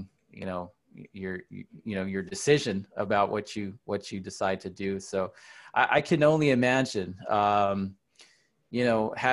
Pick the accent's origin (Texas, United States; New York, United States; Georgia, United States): Texas, United States; Dallas; moved away as an adult; now in San Antonio, United States; I'm from Dallas. I've lived here for 20 years